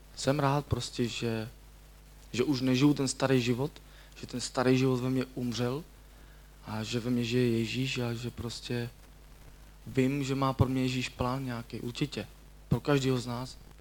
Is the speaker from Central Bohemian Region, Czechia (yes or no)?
no; Děčín, Ústí nad Labem Region, Czechia; pocházím z Děčína